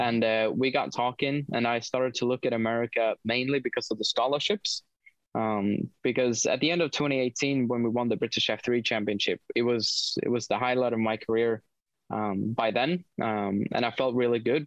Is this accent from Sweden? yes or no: yes; Sweden; moved away; also born or lived in United Kingdom; growing up in Sweden and being involved in motorsport